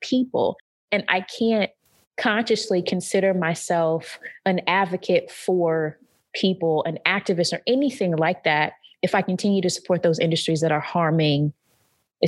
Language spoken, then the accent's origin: English; North Carolina, United States; moved away; growing up in North Carolina, we have a ton of pig